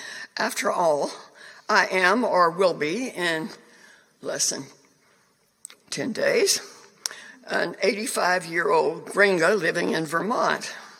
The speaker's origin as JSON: {"language": "English", "country": "China", "tie": "born there", "said": "I was born in China, not Cuba."}